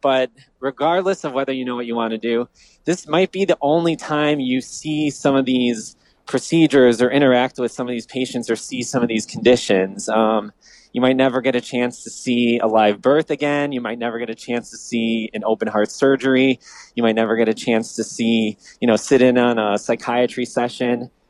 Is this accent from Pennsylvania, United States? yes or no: no; Downers Grove, Illinois, United States; I grew up in the Midwest, in the suburbs of the great city of Chicago, Downers Grove